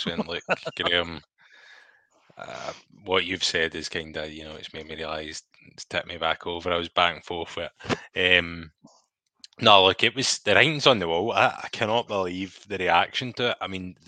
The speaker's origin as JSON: {"language": "English", "region": "Scotland", "country": "United Kingdom", "said": "I like to see my country doing well."}